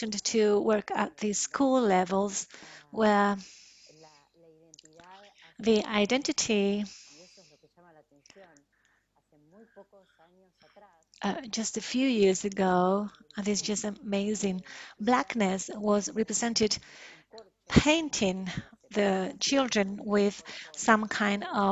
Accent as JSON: {"language": "English", "country": "Argentina", "said": "in our country"}